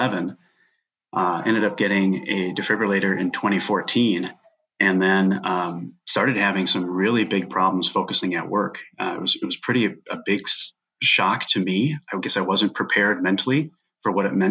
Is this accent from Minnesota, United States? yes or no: yes; Minnesota, United States; it's a huge major Minnesota company, so it's from my hometown